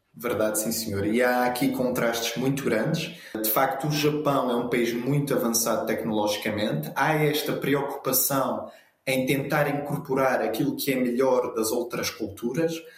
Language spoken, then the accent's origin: Portuguese; Azores, Portugal; do arquipélago dos Açores, em homenagem à minha terra natal